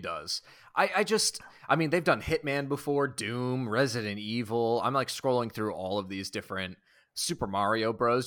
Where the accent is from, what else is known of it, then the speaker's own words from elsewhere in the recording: Boston, Massachusetts, United States; I'm from Boston